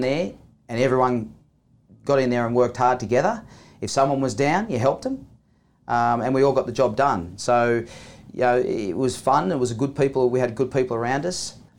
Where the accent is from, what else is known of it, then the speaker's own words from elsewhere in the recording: New South Wales, Australia; Yeah, Thomas, I grew up on the Central Coast, and it's a beautiful place in the world